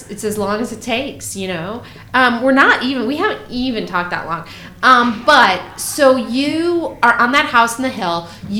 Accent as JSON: {"language": "English", "region": "California", "country": "United States", "said": "No, I'm from California."}